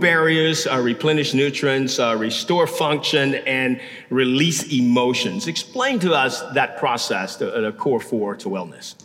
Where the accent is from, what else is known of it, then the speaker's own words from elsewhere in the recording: Louisiana, United States; now in Houston, United States; I'm from Louisiana